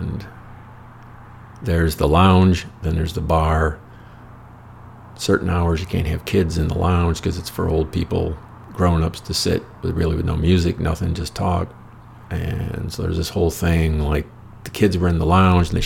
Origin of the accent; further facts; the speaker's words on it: United States; I'm from America